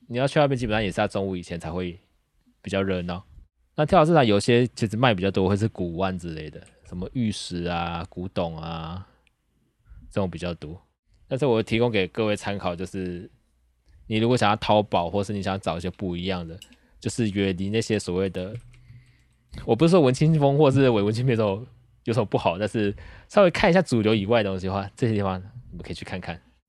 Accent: Taichung, Taiwan; 身为台中人

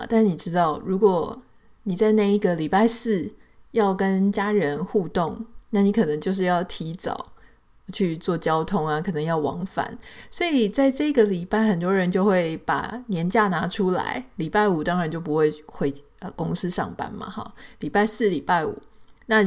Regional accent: Taiwan; now in United States; 我记得那时候我刚来的时候呢，我就会觉得说，我会带着从台湾来的一些印象嘛。

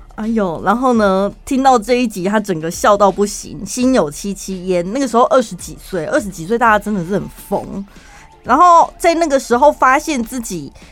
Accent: central Taiwan, Taiwan; accent: Taichung accent; 我们身为中部人

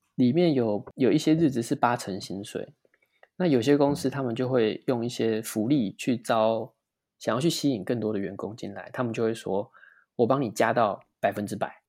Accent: Taiwan; moved away as an adult; also born or lived in United States; now in Sweden; 我们台湾人就是会习惯

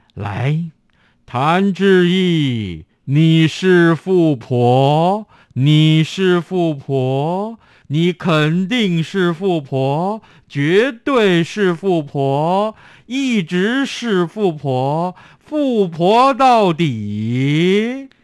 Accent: Tainan, Taiwan; 跟我的家乡有关

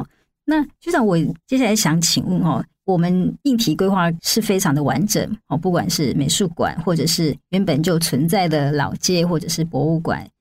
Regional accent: Taiwan; 我们台湾人很喜欢去的日本京都。

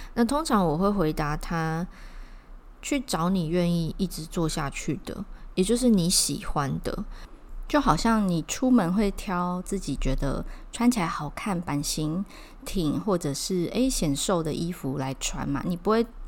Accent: Taiwan; 是我们台湾本土的品牌

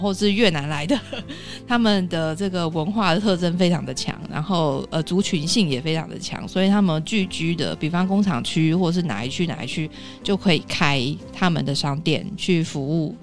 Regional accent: Hong Kong; 在香港我们叫它“十时森林”

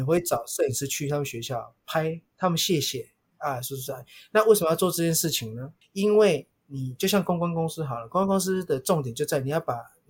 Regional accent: Taiwan; 在一个日本带两百人的一个日商，全部都日本人，就我一个台湾人。

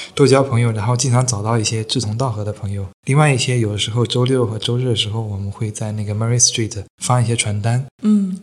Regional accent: China; now in Perth, Australia; 我们大陆人

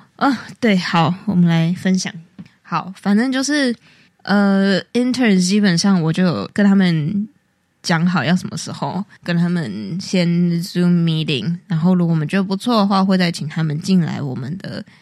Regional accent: Taiwan; moved away as an adult; now in New York, United States; 身为台湾人呢，我就想说， 这个我们在路上到处都有人在煮这个东西， 然后我们也基本上是从小喝到大的

